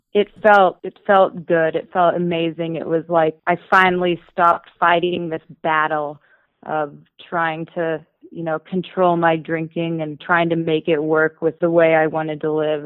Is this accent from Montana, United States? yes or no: yes; Bozeman, Montana, United States; being born and raised in Bozeman, I know every nook and cranny of this town